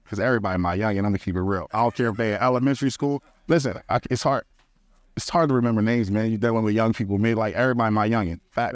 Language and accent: English; Philadelphia, Pennsylvania, United States; moved away; I'm from Philly